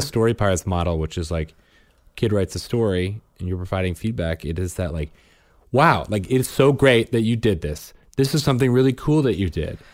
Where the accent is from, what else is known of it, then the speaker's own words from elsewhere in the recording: suburb of Chicago, Illinois, United States; moved away; my hometown suburb of Chicago